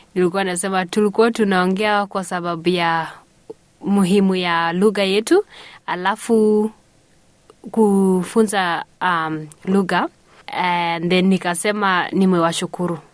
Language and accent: Swahili; South Sudan; moved away; nimetoka South Sudan mi ni mdinka